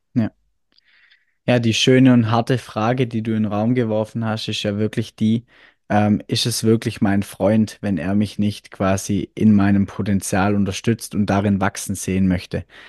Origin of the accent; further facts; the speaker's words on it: Swabia, Germany; accent: Swabian; wie man ja ab und zu, glaube ich, ein bisschen raushört, ich komme aus dem Schwäbischen